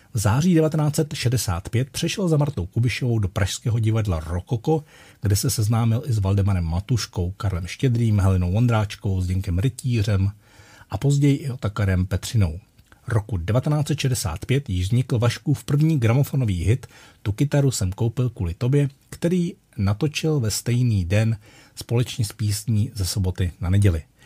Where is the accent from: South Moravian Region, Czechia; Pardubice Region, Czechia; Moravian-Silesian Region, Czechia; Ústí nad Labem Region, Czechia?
Ústí nad Labem Region, Czechia; Litoměřice; Litoměřice, mé rodné město. A tam, když jsem se narodil